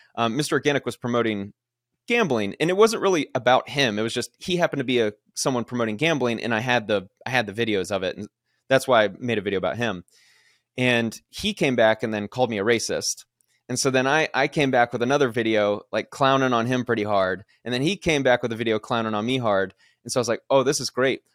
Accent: Kennesaw, Georgia, United States; moved away as an adult; also born or lived in Alabama / Florida / Houston, Texas / Oakland, California; I grew up in Kennesaw, Georgia, nice suburb of Atlanta

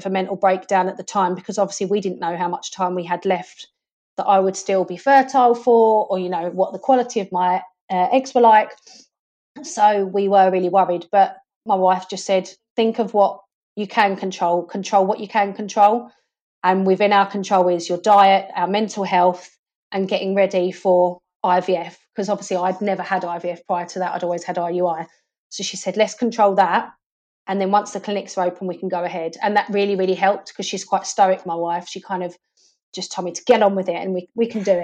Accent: Essex, East of England, United Kingdom; I'm from Essex

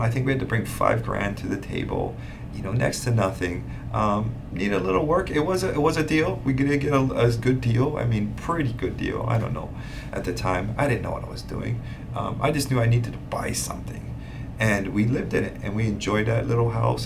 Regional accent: Hawaii, United States; also born or lived in Hilo, Hawaii / Kona, Hawaii / Oahu, Hawaii; born and raised in Hawaii, born on the Big Island, grew up

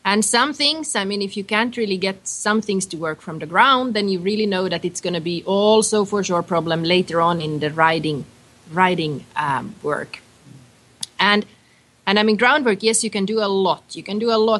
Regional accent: Finland; moved away; I'm originally from Finland

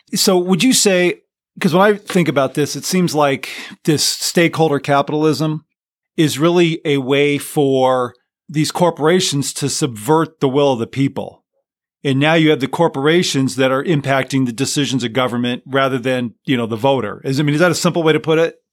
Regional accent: Los Angeles, California, United States; moved away as an adult; I grew up in Southern California and so San Fernando Valley

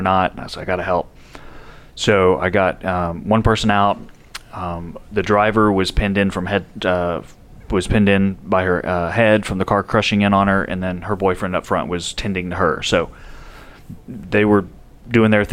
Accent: San Antonio, Texas, United States; moved away as an adult; also born or lived in California; now in Nashville, United States; it starts off born and raised Texan. So San Antonio, Texas is my hometown

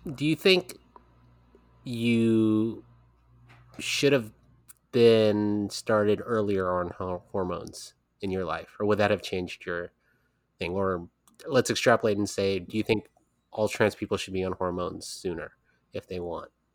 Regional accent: California, United States; I live in California

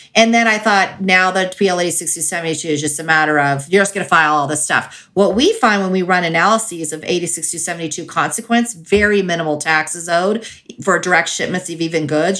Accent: California, United States; now in Colorado, United States; I grew up in California, so and I live in Colorado

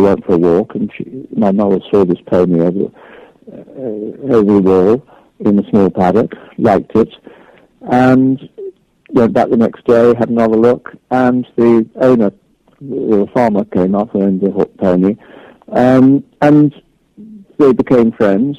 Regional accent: Chepstow, Wales, United Kingdom; I was born there, born in Chepstow, which is just over the Welsh border.

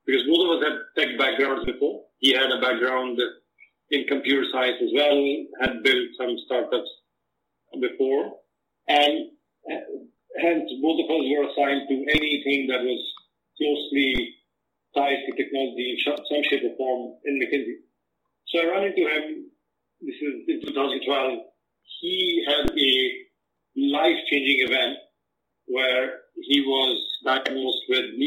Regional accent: Karachi, Sindh, Pakistan; moved away as an adult; also born or lived in United States / United Arab Emirates; I was born in Karachi, Pakistan, and came from a relatively middle-class family

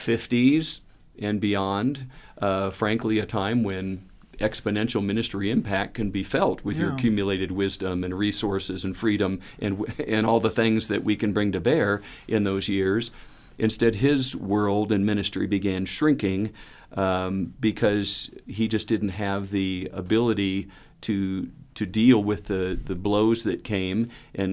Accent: Southern California, United States; growing up in Southern California

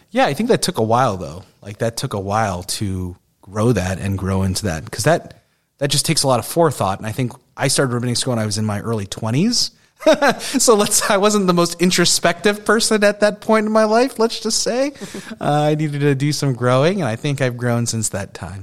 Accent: Long Island, New York, United States; a Jew growing up in Long Island where there was tons of Jews

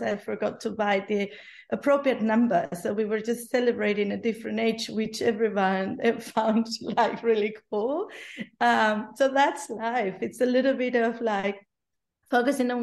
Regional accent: Spain; English is a second language; now in Berlin, Germany; I'm from Spain originally

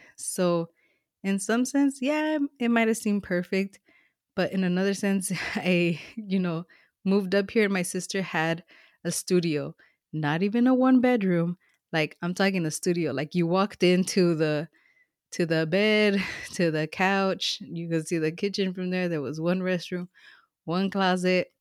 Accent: Los Angeles, California, United States; moved away as an adult; now in Northern California, United States; I'm a SoCal girl, like, I was born and raised in Los Angeles

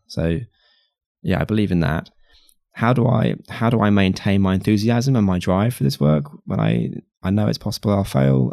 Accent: United Kingdom; I'm white and I'm British and I'm a guy

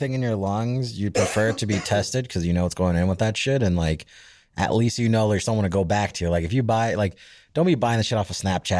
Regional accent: Florida, United States; moved away; I'm from Florida.

